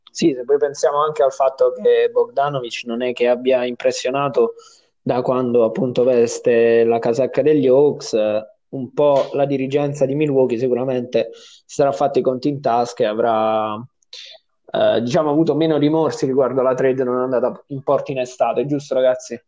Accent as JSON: {"language": "Italian", "region": "Apulia", "country": "Italy", "said": "siamo pugliesi"}